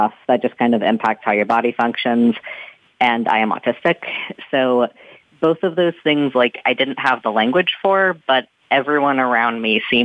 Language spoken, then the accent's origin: English; North Texas, United States; moved away as an adult; now in Washington, D.C., United States; I'm originally from North Texas